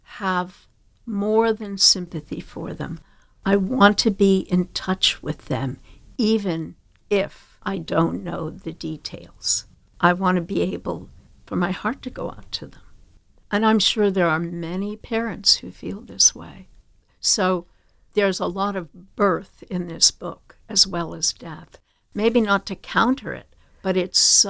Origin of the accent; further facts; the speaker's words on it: Long Island, South Shore, New York, United States; I grew up on Long Island, South Shore